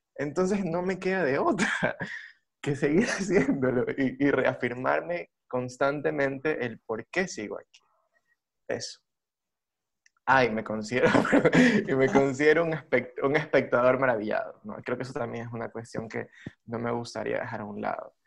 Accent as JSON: {"language": "Spanish", "town": "Guayaquil", "region": "Guayas", "country": "Ecuador", "moved": "yes", "said": "ya no vivo en Guayaquil. pero soy guayaquileño"}